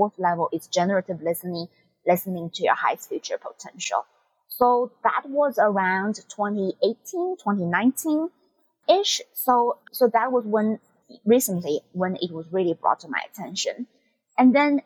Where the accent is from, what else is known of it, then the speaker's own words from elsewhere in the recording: China; now in United States; I'm from China